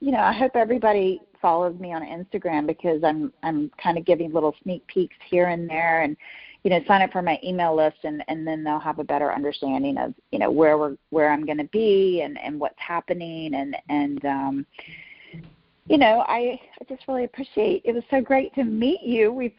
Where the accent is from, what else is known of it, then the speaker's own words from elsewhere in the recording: the South, United States; accent: Southern; I spent a whole year about speech to get rid of my Southern accent and to learn how to go into an audition without a Southern accent.